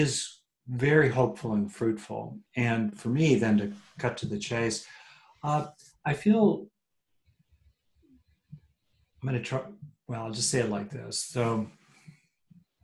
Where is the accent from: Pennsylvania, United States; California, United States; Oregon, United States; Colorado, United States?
California, United States; I'm from California